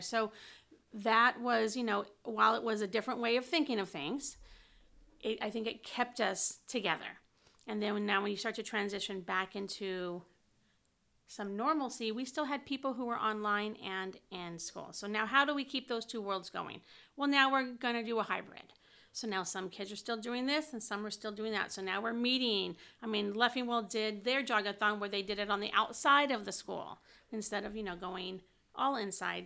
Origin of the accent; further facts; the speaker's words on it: Whittier, California, United States; I grew up in Whittier